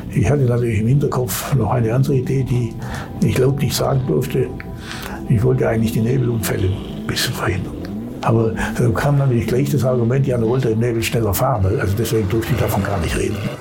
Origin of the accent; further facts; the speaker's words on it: Allgäu, Bavaria, Germany; ich bin ja im Allgäu aufgewachsen